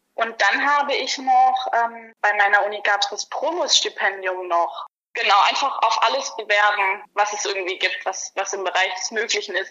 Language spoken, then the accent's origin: German; Germany; moved away; also born or lived in Hawaii; als Deutscher